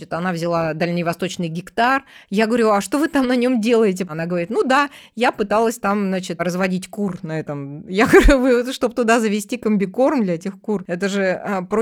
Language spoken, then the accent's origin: Russian; Tomsk, Tomsk Oblast, Russia; now in Moscow, Russia; я из Томска, правда, последние полгода живу в Москве, ну, как временщик.